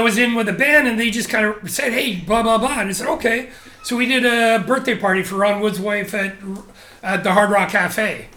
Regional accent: Canada; moved away as an adult; also born or lived in Japan; now in Shanghai, China; growing up in Canada

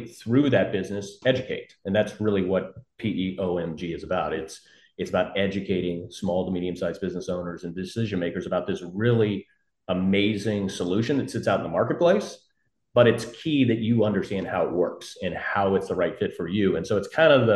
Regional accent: St. Louis, Missouri, United States; also born or lived in San Francisco; I grew up here in St. Louis, kind of born and raised, never really left outside of maybe 3-4 years out in San Francisco and Silicon Valley

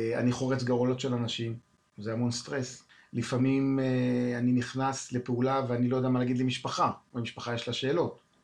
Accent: Haifa, Haifa District, Israel; כילד, מתנדב במד"א, אז הייתי, גרתי בחיפה

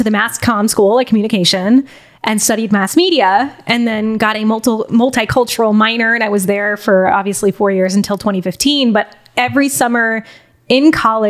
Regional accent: St. Louis, Missouri, United States; moved away as an adult; also born or lived in Los Angeles / Charlotte; now in Miami, United States; Starts in St. Louis, born and raised

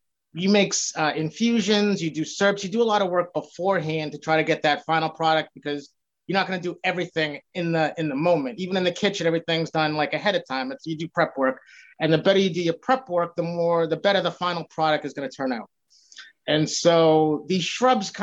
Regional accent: Boston, Massachusetts, United States; also born or lived in Revere, Massachusetts; So I live in Revere now. I'm born and raised in Boston.

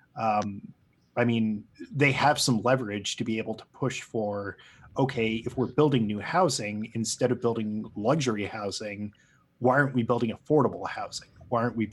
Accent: Los Angeles, California, United States; I grew up in Los Angeles and I remember my high school basically shut down

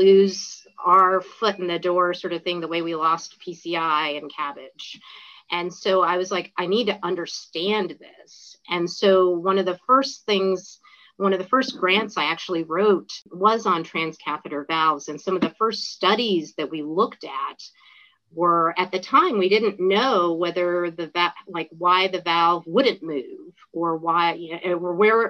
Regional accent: the South, United States; I think that since I grew up in the South and I'd been in the Northeast and I'd been in the Mid-Atlantic

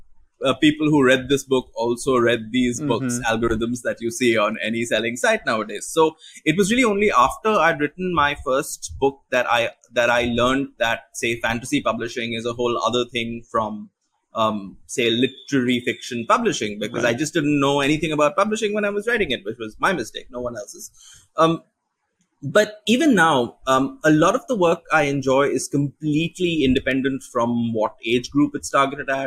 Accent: India; as an Indian writer

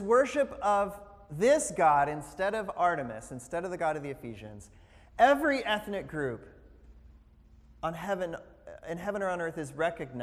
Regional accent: the South, United States; I found the county in which I was born and where I grew up, because I grew up in the South

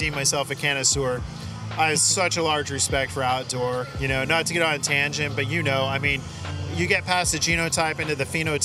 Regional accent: NorCal, California, United States; now in Southern California, United States; living in SoCal compared to growing up in NorCal

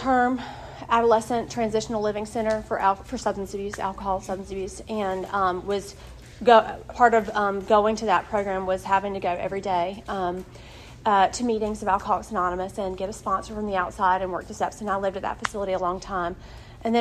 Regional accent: Wilson, North Carolina, United States; I'm from Wilson, North Carolina. I'm from a great family. I didn't grow up seeing alcohol in my home

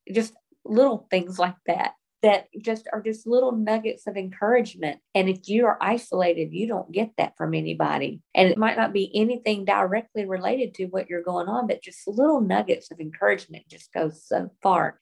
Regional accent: the South, United States; even though we've lived other places, I was raised in the South

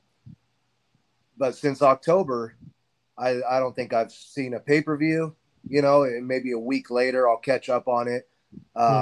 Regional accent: Fresno, California, United States; moved away as an adult; I grew up in Fresno, where I'm currently still living, but I moved away. But I lived here till I was about 18 years old

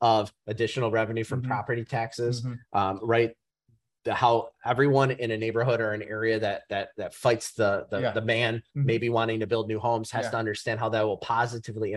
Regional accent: Novi, Michigan, United States; now in South Lyon, United States; I live in South Lyon. Mm-hmm. I know I grew up in Novi. My area is here in Metro Detroit

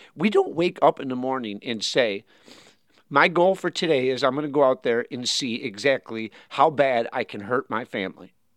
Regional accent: Grand Blanc, Michigan, United States; born or raised there; also born or lived in Flint, Michigan; now in Kentucky, United States

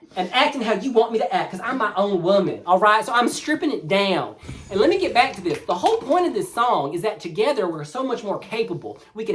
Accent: the South, United States; I'm from the South.

